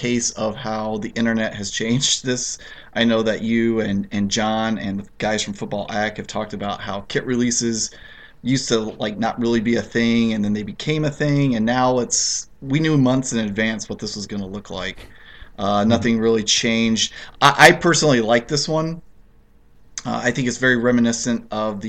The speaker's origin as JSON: {"language": "English", "country": "United States", "said": "as an American"}